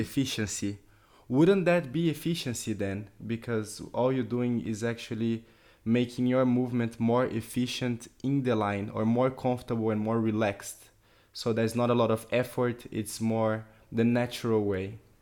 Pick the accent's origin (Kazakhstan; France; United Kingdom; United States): France; We, we are from France